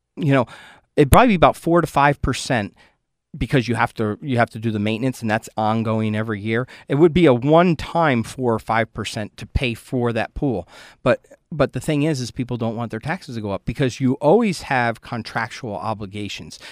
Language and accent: English; Port Jervis, New York, United States; growing up in Port Jervis and, and knowing the leaders that I had